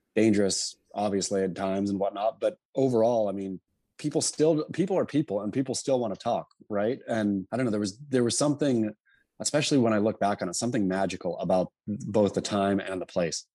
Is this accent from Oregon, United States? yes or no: yes; Oregon coast, United States; also born or lived in California; so I was born in California, but grew up on the, uh, Oregon coast. My folks moved there when I was two or something.